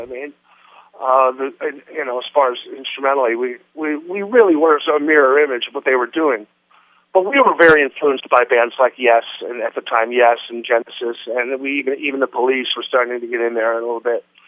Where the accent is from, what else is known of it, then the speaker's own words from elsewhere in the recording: Las Vegas, Nevada, United States; moved away; growing up in Vegas around the whole Rat Pack crowd